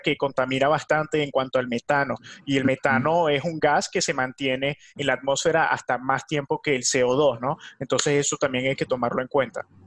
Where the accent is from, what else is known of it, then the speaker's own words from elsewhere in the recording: Venezuela; Yo soy de Venezuela